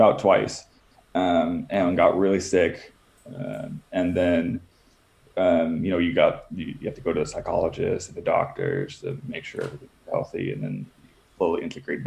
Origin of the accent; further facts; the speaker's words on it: Netherlands; moved away as an adult; also born or lived in United States; I was born and raised in the Netherlands, moved to the States for about a decade